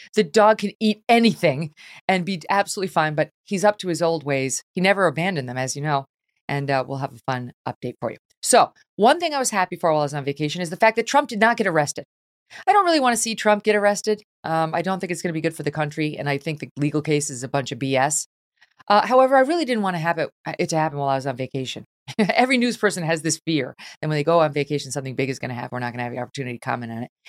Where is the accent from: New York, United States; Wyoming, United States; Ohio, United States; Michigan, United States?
New York, United States; Albany; moved away; also born or lived in Syracuse, New York; I grew up in Syracuse and Albany